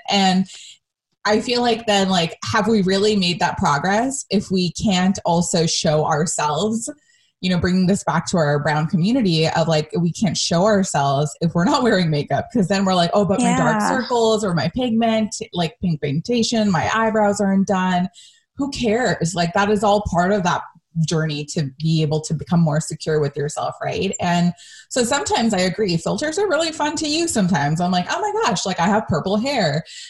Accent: United States; especially growing up in America, we deal with as brown women

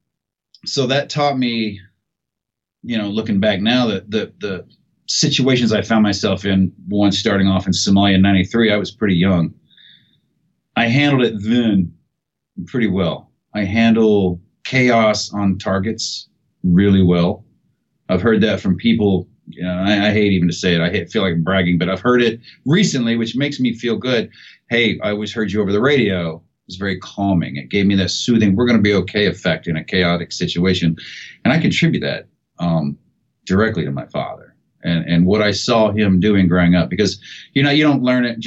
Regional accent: Seymour, Indiana, United States; moved away; I was born in Seymour, Indiana, and my parents were married my entire, you know, childhood growing up

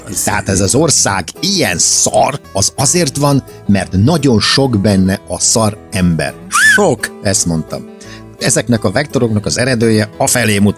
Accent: Hungary; én nagyon szégyelem magam, hogy magyar vagyok. Tehát, hogy ide születtem

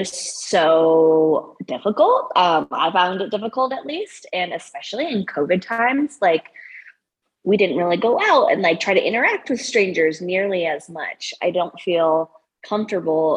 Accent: Broomfield, Colorado, United States; also born or lived in Iowa / Denver, Colorado; I am from Colorado, from Broomfield originally. And I live in Denver now with my boyfriend.

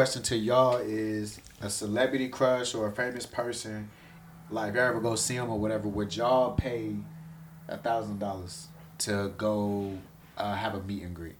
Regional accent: North Carolina, United States; He's from North Carolina. I'm from North Carolina.

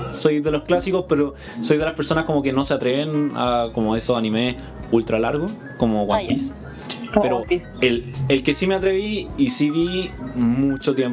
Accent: Chile; así como a nivel Sudamérica, porque nosotros somos de Chile.

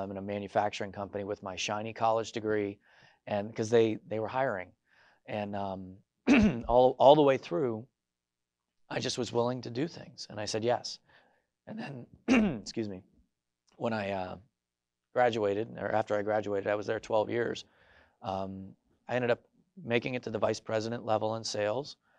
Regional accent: Scranton area, Northeast Pennsylvania, United States; I grew up in the Northeast, uh, near the Scranton area

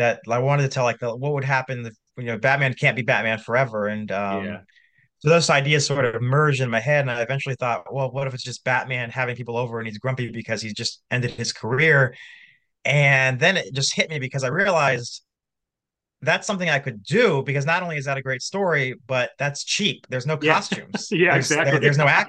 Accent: Iowa, United States; I'm from Iowa, doing this from the great state of Iowa

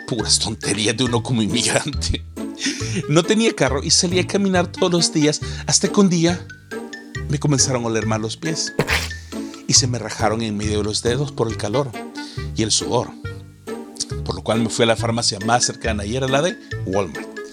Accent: El Salvador; moved away as an adult; also born or lived in United States; now in Canada; cuando fui a El Salvador, mi tierra natal

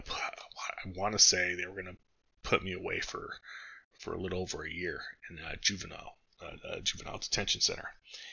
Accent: San Gabriel Valley, California, United States; moved away as an adult; now in Arizona, United States; I grew up in California. Yes, I live in Arizona now, but I grew up in the San Gabriel Valley

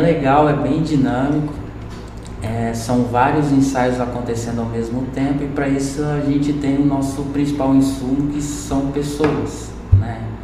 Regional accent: Espigão d'Oeste, Rondônia, Brazil; moved away as an adult; also born or lived in Cuiabá; now in Lucas do Rio Verde, Brazil; Eu sou natural de Rondônia, de uma cidade chamada Espigão do Oeste

